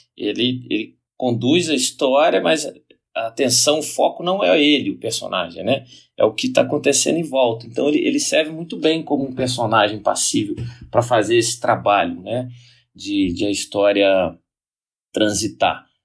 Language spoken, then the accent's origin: Portuguese; Brazil; nós brasileiros da arte nos orgulhamos do samba